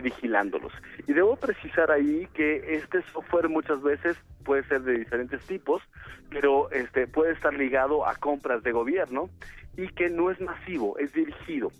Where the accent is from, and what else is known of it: Mexico